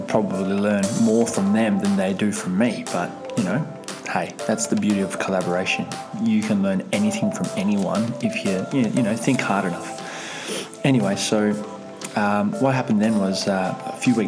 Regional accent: Russia; moved away; I'm from Russia. Technically, I'm from the Soviet Union, so we've got a whole bartering system where I'm from. So I guess it's just, that's my upbringing

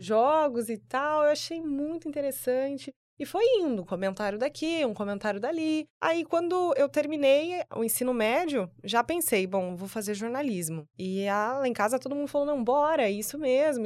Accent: Sinop, Mato Grosso, Brazil; moved away as an adult; now in Cuiabá, Brazil; sou de Sinop, então eu tinha ali meus 19, 20 anos

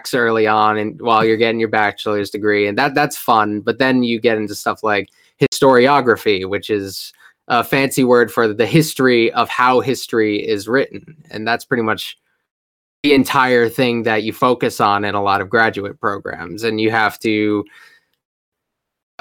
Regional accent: Rhode Island, United States; I'm from Rhode Island

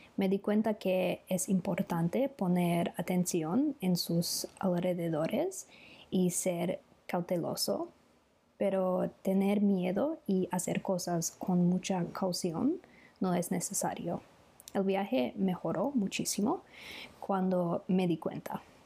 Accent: Australia; Spanish is a second language; soy de Australia y vivo en Melbourne

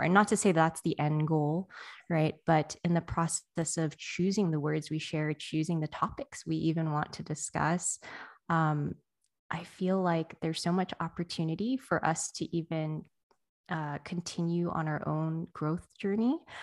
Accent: United States; someone who was born here

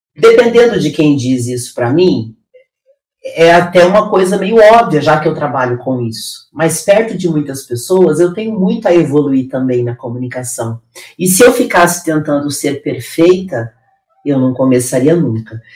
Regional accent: interior of Paraná, Brazil; now in São Paulo, Brazil; Eu vim do interior do Paraná, de um lugar de extrema pobreza. Hoje eu moro na cidade mais rica do Brasil

